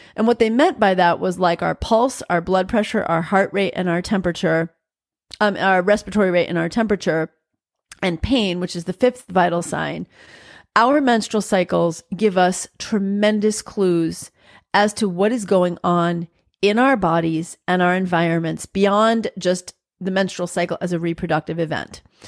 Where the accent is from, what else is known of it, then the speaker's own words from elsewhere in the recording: New York, United States; growing up in New York, I still say you guys